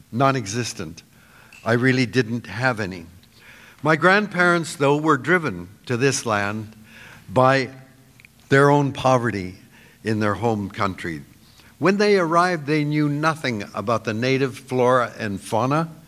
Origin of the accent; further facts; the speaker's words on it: Vancouver, British Columbia, Canada; I was born in Vancouver in 1936